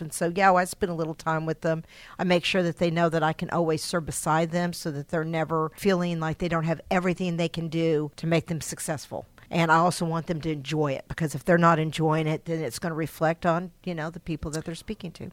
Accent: Texas, United States; moved away as an adult; I am from Texas, so I'm another Texan

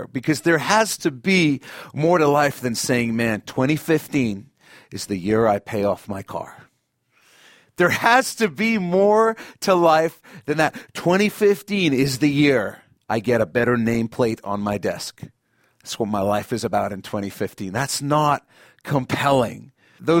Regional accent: South Africa; moved away; I grew up in South Africa, and they still made us say it in our school assembly every week.

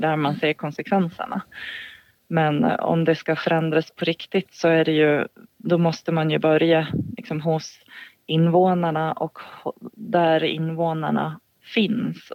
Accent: Gotland, Sweden; moved away as an adult; jag är 40 40 år, född och uppvuxen på Gotland

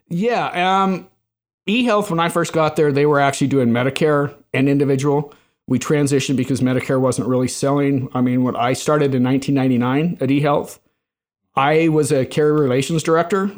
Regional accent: Salt Lake City, Utah, United States; moved away as an adult; also born or lived in Bay Area / Chicago; I was originally from Salt Lake

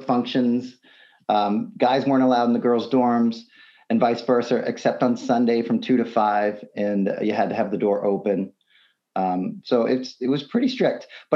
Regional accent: South Texas, United States; also born or lived in Tewksbury, Massachusetts; I grew up in the Bible Belt, South Texas, lots and lots of Baptist churches

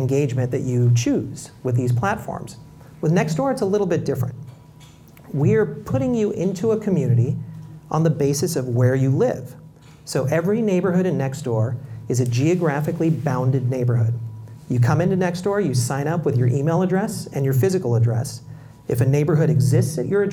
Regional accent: Bay Area, California, United States; growing up in the Bay Area where I grew up, I knew all my neighbors

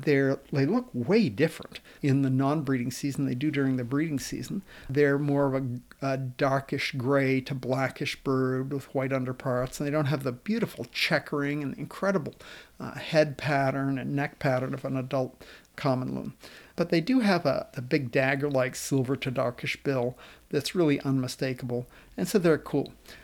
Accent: Oakland, Maine, United States; I grew up in Oakland, Maine, and we spent every summer at my family's camp on McGraw Pond.

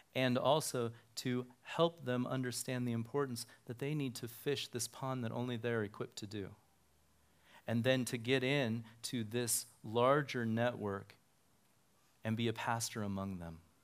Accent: Reno, Nevada, United States; also born or lived in Sparks, Nevada; I grew up here in Reno, and, um, my family and I moved to Sparks in nineteen eighty

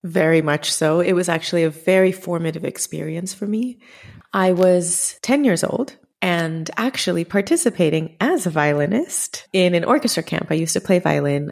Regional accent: Chicago, Illinois, United States; Growing up in Chicago, I think I was probably the only Indian in my class

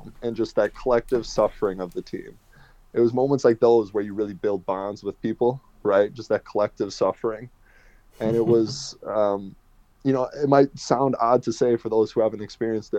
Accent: Wisconsin, United States; moved away as an adult; also born or lived in Netherlands; now in Sheffield, United Kingdom; my home state

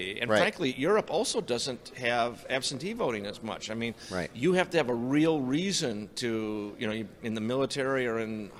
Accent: Chicago, Illinois, United States; I believe in honest elections. I come from Chicago.

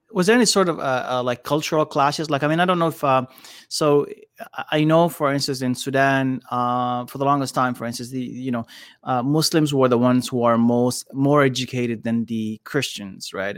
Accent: Canada; I was raised in Canada

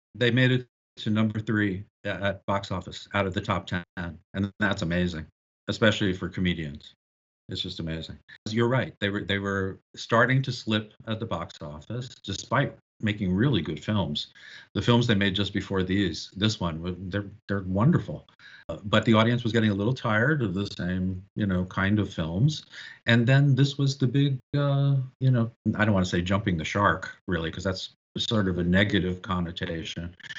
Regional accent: New York, United States; I grew up in New York

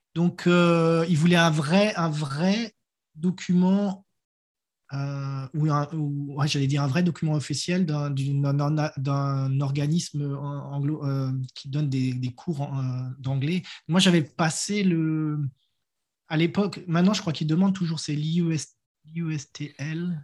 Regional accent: Strasbourg, Grand Est, France; moved away as an adult; now in New Zealand; je viens de Strasbourg

